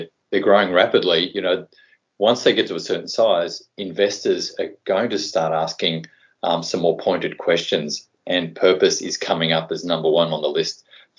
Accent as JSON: {"language": "English", "region": "Tasmania", "country": "Australia", "tie": "born or raised there", "also_born_or_lived": "Sydney", "moved": "as an adult", "said": "I grew up in Tassie"}